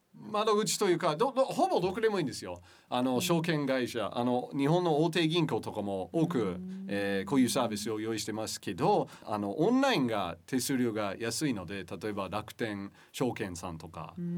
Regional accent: Michigan, United States; Japanese is a second language; moved away as an adult; now in Japan; 僕は生まれ育ったのは田舎町

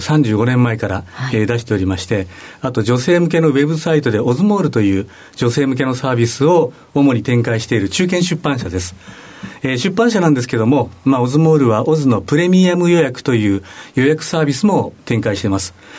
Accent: Hokkaido, Japan; moved away; 私北海道生まれの北海道育ち

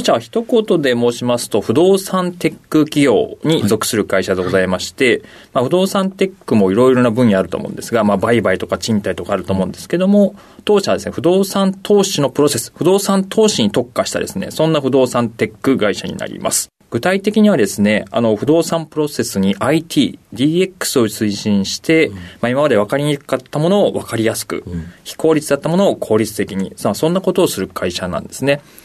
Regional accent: Gunma, Japan; 生まれ群馬県になりま

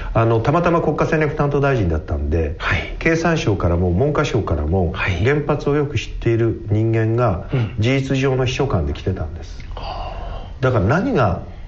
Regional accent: Tamura, Fukushima, Japan; 福島県ですのあの小さな町の小さな酒蔵で、えー、生まれた

